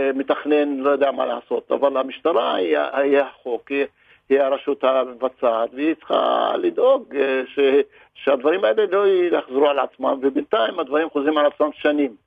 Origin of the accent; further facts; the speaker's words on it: Israel; אני ערבי ישראלי